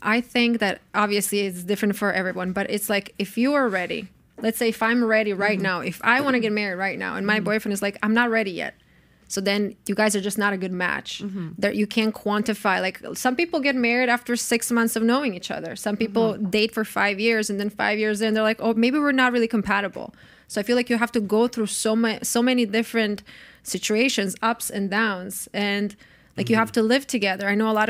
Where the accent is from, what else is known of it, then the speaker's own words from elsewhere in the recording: Croatia; And also because I'm from Croatia, obviously. We still didn't go to Croatia together. I want him to meet my family.